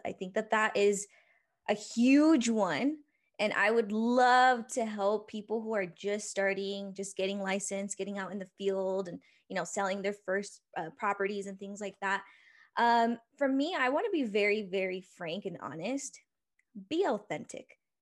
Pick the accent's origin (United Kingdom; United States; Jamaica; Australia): United States; Oxnard, California; also born or lived in Ventura, California; now in Salt Lake City, United States; I was born in Ventura, California, raised in a little town called Oxnard, the eight oh five